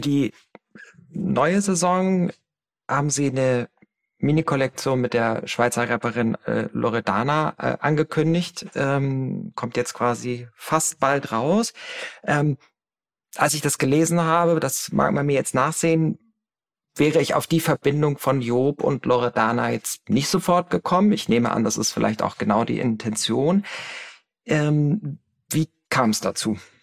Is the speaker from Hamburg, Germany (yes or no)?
yes; Hamburg, Germany; in meiner Heimatstadt Hamburg